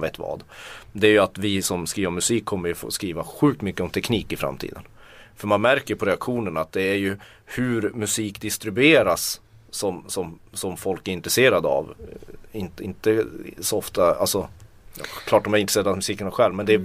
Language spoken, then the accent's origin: Swedish; Tornedalen, Norrbotten County, Sweden; Jag kommer från Tornedalen.